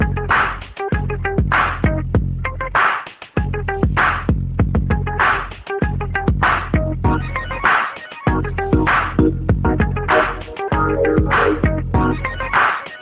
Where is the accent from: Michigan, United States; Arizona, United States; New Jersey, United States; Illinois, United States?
New Jersey, United States; I'm from New Jersey, so I'm always, like, repping the area where I'm from